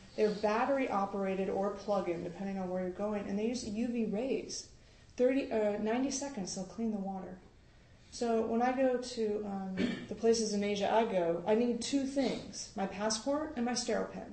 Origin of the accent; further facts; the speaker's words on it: United States; as an American